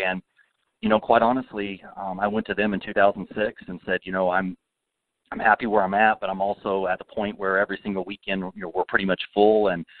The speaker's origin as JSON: {"language": "English", "country": "United States", "tie": "born or raised there", "said": "I started as a volunteer in 2001 at the age of 23 up at a small facility here in Kansas City called the Baser Field of Dreams, where I grew up in Baser"}